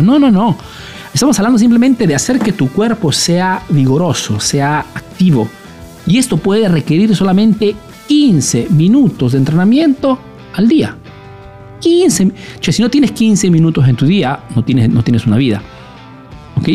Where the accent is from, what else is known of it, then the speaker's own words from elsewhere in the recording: Peru; now in Italy; soy un emprendedor peruano que vive hace años en Italia, en Europa principalmente